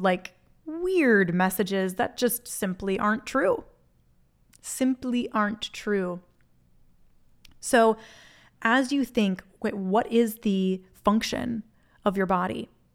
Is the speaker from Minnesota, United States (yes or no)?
yes; Minnesota, United States; moved away; I'm from Minnesota originally